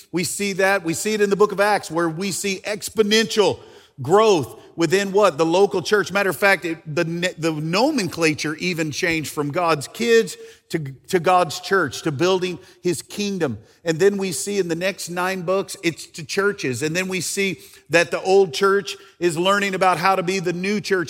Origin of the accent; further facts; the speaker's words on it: Arkansas, United States; I am from Arkansas.